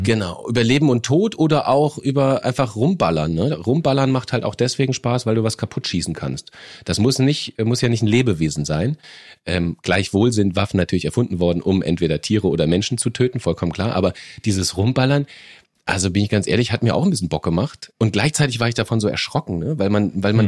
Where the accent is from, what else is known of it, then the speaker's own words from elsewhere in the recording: Germany; bei uns in Deutschland